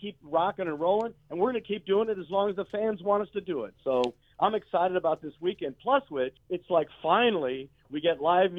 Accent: San Francisco Bay Area, California, United States; We're from the Bay Area, San Francisco Bay Area, the whole band.

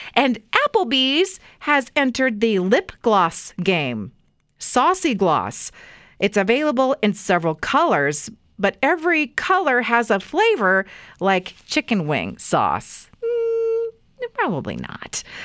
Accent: Weiser, Idaho, United States; I grew up in Weezer

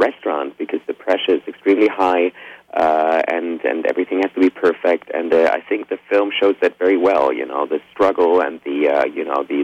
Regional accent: Germany; also born or lived in Spain; I was born in Spain, but I grew up in Germany

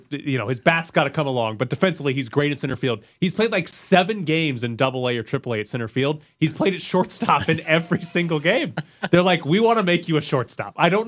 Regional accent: Mississippi, United States; I can sympathize with the everything closing at 9 o'clock growing up in Mississippi.

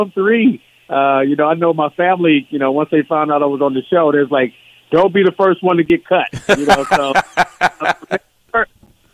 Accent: California, United States; I'm from Cali

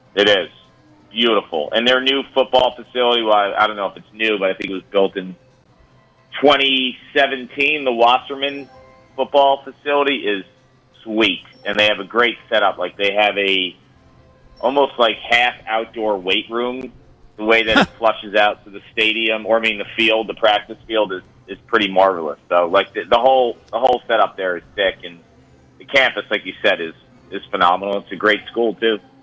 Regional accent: New York City, New York, United States; I was born in the Bronx, in New York. So yes, no, yes. I'm I'm New York through and through

